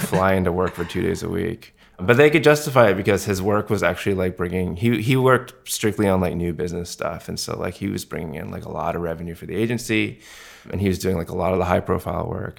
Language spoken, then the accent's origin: English; Vancouver, British Columbia, Canada; moved away as an adult; also born or lived in Montreal / Toronto; now in New York, United States; I grew up in Vancouver on the West Coast.